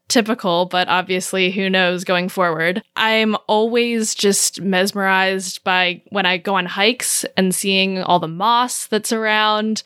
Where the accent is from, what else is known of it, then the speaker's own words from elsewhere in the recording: Maryland, United States; moved away as an adult; also born or lived in Southern California; now in Portland, United States; I am from Maryland originally. I grew up there